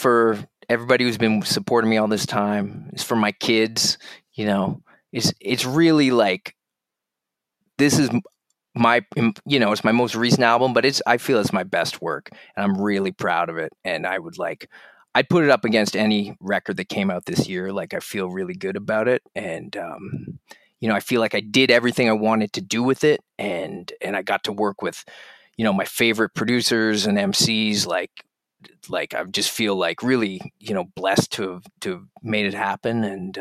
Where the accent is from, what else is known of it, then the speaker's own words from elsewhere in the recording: Halifax, Nova Scotia, Canada; I grew up in Halifax in the east coast of Canada.